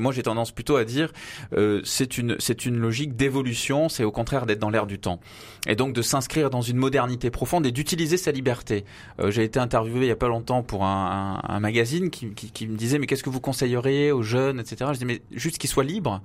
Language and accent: French; Avignon, Provence-Alpes-Côte d'Azur, France; moved away as an adult; now in Paris, France; je suis né à Avignon